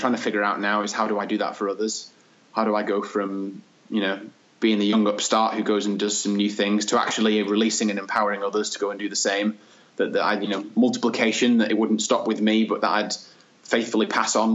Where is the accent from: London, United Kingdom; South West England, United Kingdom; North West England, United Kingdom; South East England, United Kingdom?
North West England, United Kingdom; Manchester; my childhood growing up and the things that always inspired me, growing up in Manchester